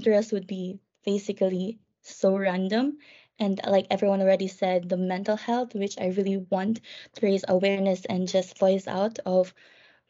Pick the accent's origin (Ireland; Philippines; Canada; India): Philippines; moved away as an adult; now in London, United Kingdom; I'm from the Philippines, so I am an international student